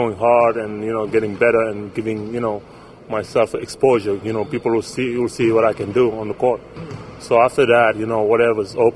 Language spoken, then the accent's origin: English; Senegal; moved away; I'm from Senegal. You know, I grew up playing soccer and stuff.